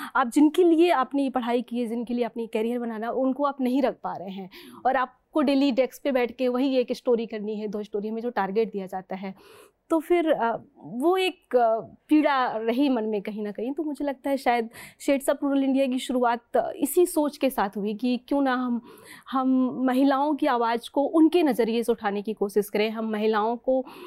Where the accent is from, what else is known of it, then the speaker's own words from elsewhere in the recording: Kanpur Dehat, Uttar Pradesh, India; now in Lucknow, India; जब मैं गांव में रहती थी मैं कानपुर देहात की रहने वाली हूँ